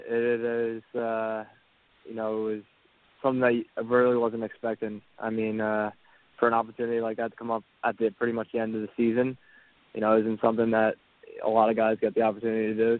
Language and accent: English; Philadelphia, Pennsylvania, United States; also born or lived in Ottawa; I'm from Philly, so I was it was a chance to move back to Philly